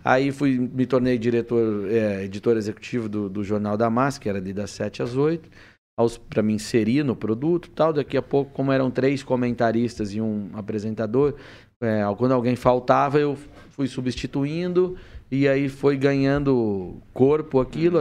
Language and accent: Portuguese; Presidente Venceslau, São Paulo, Brazil; moved away; also born or lived in Curitiba; Eu saí, nasci no, em Presidente Venceslau, morei ali no Oeste tá. Paulista e tal. Depois eu fui para Curitiba para estudar jornalismo